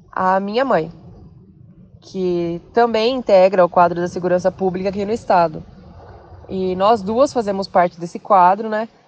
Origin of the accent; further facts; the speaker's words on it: Bauru, São Paulo, Brazil; Vim da cidade de Bauru, interior, para residir e trabalhar na Grande São Paulo.